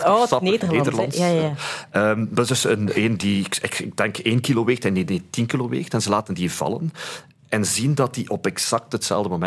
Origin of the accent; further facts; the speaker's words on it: Flanders, Belgium; wij zijn als Vlaming natuurlijk niet chauvinistisch.